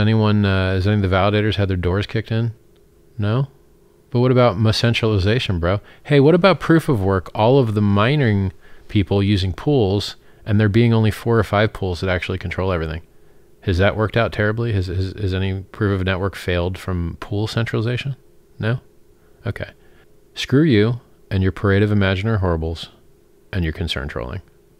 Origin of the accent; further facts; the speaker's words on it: Florida, United States; I'm from Florida as well, Team Florida. It's like a big trailer park of a state that basically is a real-life Jerry Springer show at all times.